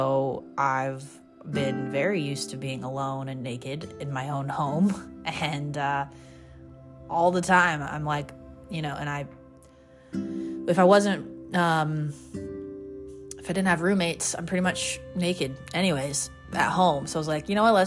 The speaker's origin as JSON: {"language": "English", "country": "United States", "also_born_or_lived": "Laguna Beach, California", "said": "I'm from the States"}